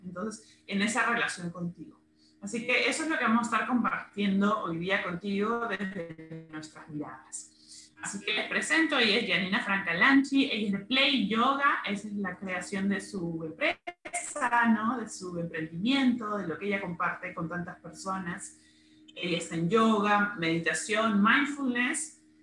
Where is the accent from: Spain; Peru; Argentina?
Peru; las dos somos de Perú